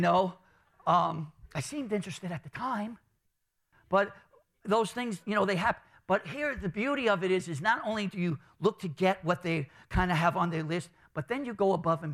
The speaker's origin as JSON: {"language": "English", "town": "New York City", "region": "New York", "country": "United States", "tie": "born or raised there", "said": "growing up in Brooklyn, my family, I remember, we used to get the bacalao"}